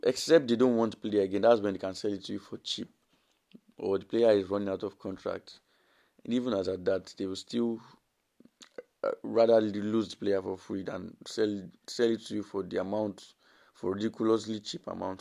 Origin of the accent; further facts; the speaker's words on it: Nigeria; as a Nigerian